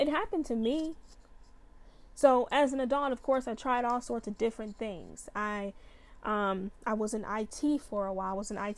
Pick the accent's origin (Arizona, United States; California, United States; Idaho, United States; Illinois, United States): Illinois, United States; Chicago; when I was a little girl, I grew up in Chicago.